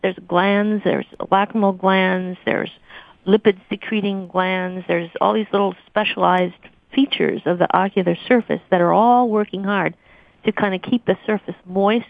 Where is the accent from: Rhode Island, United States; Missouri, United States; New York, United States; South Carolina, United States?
Missouri, United States; moved away as an adult; also born or lived in Arkansas / Portland, Oregon; now in Boston, United States; I came from the Midwest, uh, grew up in Missouri